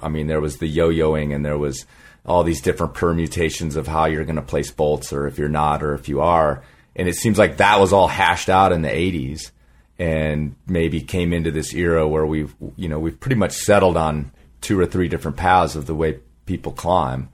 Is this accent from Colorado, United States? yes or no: yes; Colorado, United States; moved away; also born or lived in Southern California; not only was I a Southern California climber, but I was from really from Colorado.